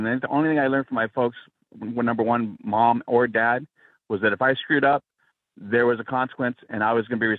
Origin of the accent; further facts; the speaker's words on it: Southern California, United States; I'm an educator, retired. I grew up in SoCal, multiracial high school, elementary school.